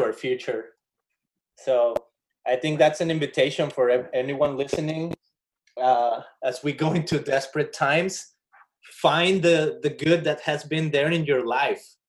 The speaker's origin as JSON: {"language": "English", "town": "Guadalajara", "region": "Jalisco", "country": "Mexico", "moved": "yes", "lives_now": "Costa Mesa, United States", "said": "I'm originally from Guadalajara, Jalisco, Mexico, and this transmission is being broadcasted from a little tiny house in Costa Mesa, California"}